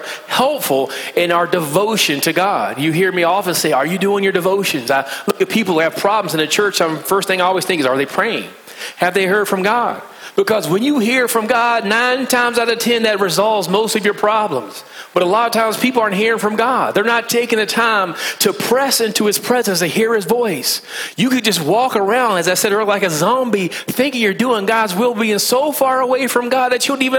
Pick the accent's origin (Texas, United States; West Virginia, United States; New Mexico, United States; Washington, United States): West Virginia, United States; accent: country slang; moved away; I'm from West Virginia, so I have a bit of a country slang